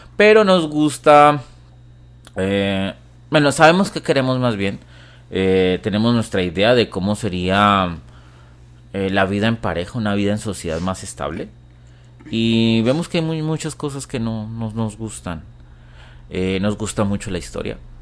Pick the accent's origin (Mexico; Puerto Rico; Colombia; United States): Colombia; yo soy colombiano